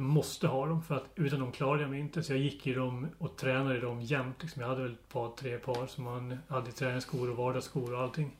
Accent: Dalarna County, Sweden; moved away as an adult; now in southern Halland, Sweden; Så jag är ju uppväxt och bott i Dalarna den största delen av mitt liv och nu bor jag i södra Halland

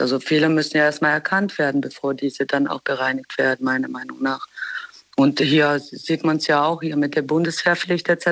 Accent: Germany; also born or lived in Bosnia; wir sind zwar in Deutschland aufgewachsen

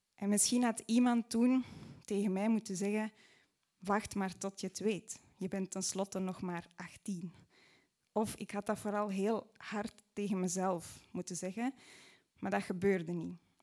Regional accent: Mortsel, Flanders, Belgium; in Mortsel, waar ik opgroeide

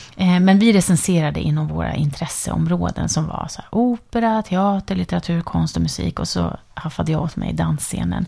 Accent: near the border with Finland, northern Sweden, Sweden; Jag är ju född och uppvuxen i liksom, norra Sverige, ja. med, nära gränsen till Finland

